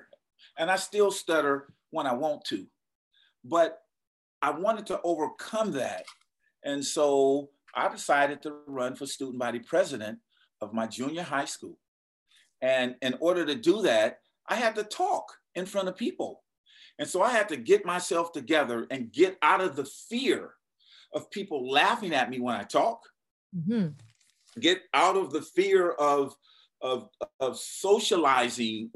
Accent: San Francisco, California, United States; I was born and raised in Hunters Point.

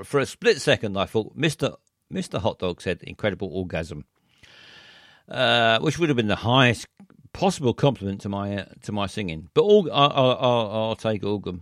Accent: London, United Kingdom; I was born here. I was born in South London

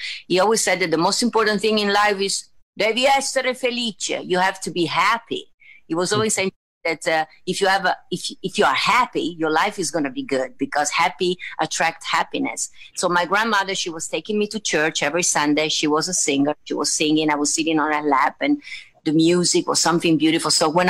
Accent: Venice, Veneto, Italy; For all over the world, in Italy, for us, it's a dream to come to Vegas

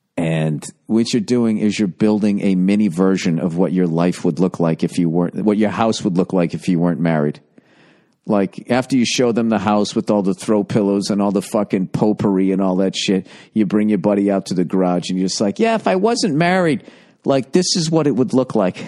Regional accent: outside of Boston, Massachusetts, United States; I grew up outside of Boston

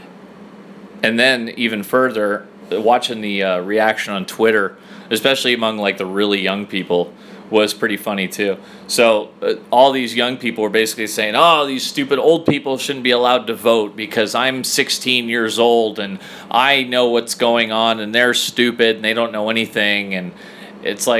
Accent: United States; as an American

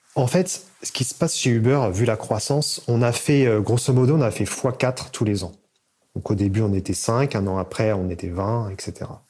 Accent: Seine-et-Marne, Île-de-France, France; Je viens de Paris, en fait, de Seine-et-Marne

